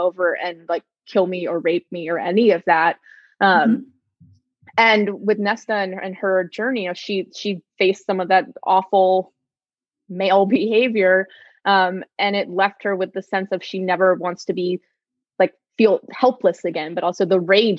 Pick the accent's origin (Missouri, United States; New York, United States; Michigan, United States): New York, United States; New York City; I grew up in New York City